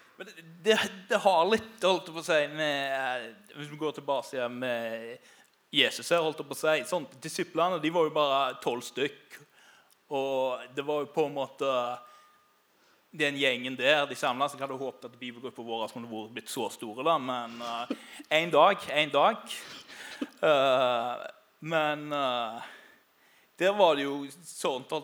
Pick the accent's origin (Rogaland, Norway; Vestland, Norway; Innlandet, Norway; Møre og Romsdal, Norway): Rogaland, Norway; Karmøy; moved away as an adult; now in Grimstad, Norway; som du hører, så er ikke jeg sørlending. Jeg kommer fra ei øy som heter Karmøy utenfor Haugesund